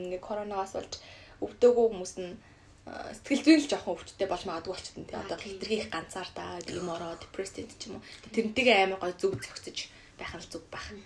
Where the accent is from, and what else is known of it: Mongolia; moved away as an adult; now in Japan